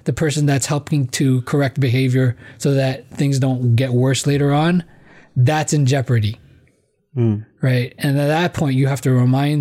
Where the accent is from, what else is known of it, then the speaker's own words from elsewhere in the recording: Philippines; As a Filipino